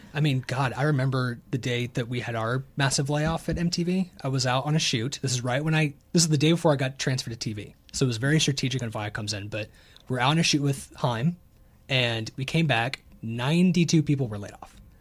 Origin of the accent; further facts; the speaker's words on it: the South, United States; I'm from the South